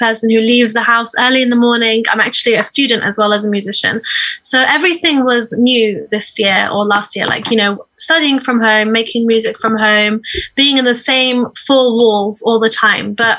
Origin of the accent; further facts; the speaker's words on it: Iraq; moved away; I'm from Iraq